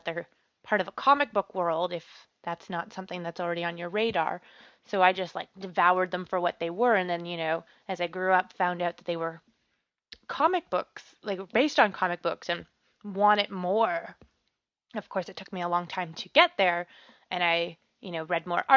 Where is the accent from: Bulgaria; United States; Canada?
Canada